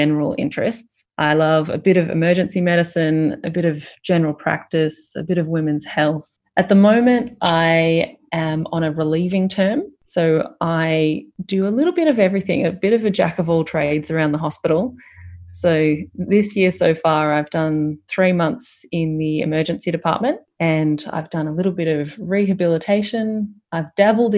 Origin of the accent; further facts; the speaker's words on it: Fairfield, Victoria, Australia; also born or lived in Richmond; I grew up in Fairfield, went to high school in Richmond